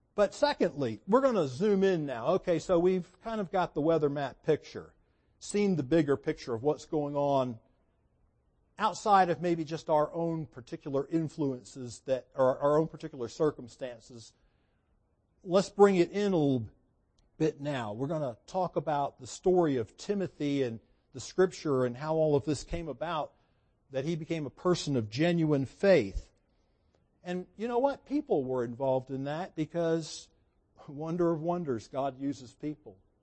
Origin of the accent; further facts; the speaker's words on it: United States; I grew up in America